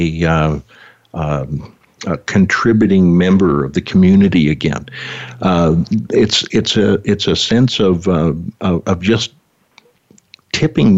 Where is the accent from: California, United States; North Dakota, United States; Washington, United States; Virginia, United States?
North Dakota, United States; Bismarck; moved away; back in my hometown of Bismarck, North Dakota